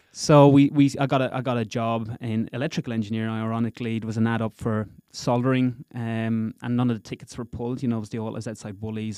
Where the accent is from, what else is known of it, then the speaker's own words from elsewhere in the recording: Gorey, Leinster, Ireland; moved away as an adult; now in Perth, Australia; I'm originally from a little town in Ireland called Goree, County Wexford.